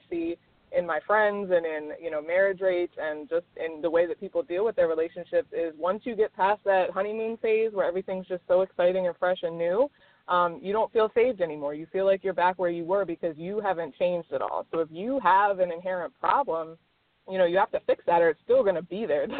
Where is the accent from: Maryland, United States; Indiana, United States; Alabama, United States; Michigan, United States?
Maryland, United States; moved away; also born or lived in Miami, Florida; I'm originally from Maryland. I lived in Miami for 8 years